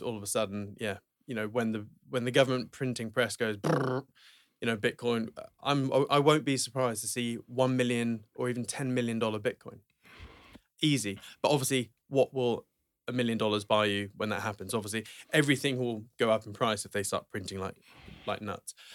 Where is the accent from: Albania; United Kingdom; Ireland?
United Kingdom; Norwich, East of England; Norwich, okay? Um, where I'm from